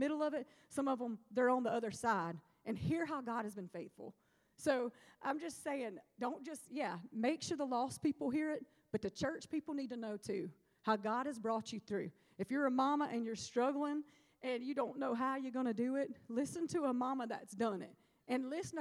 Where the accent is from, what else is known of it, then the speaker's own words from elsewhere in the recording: Alabama, United States; moved away; also born or lived in Starkville, Mississippi; When I went home recently, I went to Southside High School. I'm from Alabama